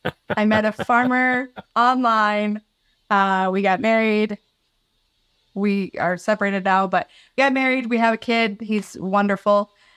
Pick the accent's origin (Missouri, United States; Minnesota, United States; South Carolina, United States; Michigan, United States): Minnesota, United States; Princeton; I grew up in central Minnesota, just outside of St. Cloud, a little town of Princeton.